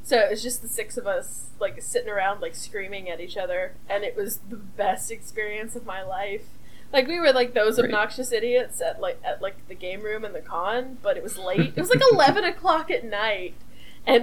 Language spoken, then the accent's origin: English; Alabama, United States; I'm from Alabama